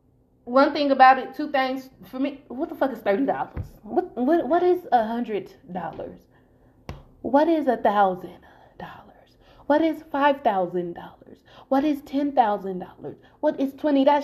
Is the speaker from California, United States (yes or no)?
yes; Long Beach, California, United States; I'm from Long Beach